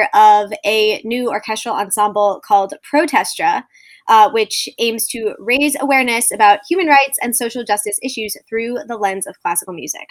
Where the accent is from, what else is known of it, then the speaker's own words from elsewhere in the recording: New Jersey, United States; now in Brooklyn, United States; I am a conductor from New Jersey, currently living in Brooklyn.